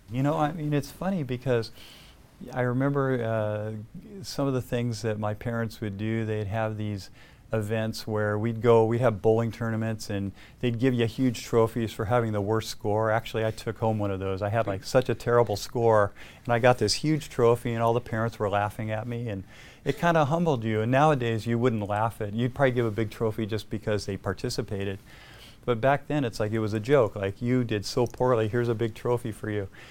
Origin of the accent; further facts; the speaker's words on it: El Segundo, California, United States; I grew up in El Segundo. I lived in the South Bay my entire life